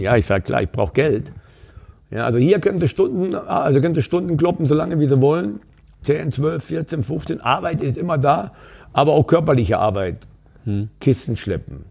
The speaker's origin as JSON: {"language": "German", "area": "Upper Lusatia", "region": "Saxony", "country": "Germany", "tie": "born or raised there", "also_born_or_lived": "Weida, Thuringia", "moved": "as an adult", "lives_now": "Duisburg, Germany", "said": "Aufgewachsen bin ich dann in Sachsen, ein Stück weit weg von Dresden noch, also an der polnisch-tschechischen Grenze im Dreiländereck in der Oberlausitz"}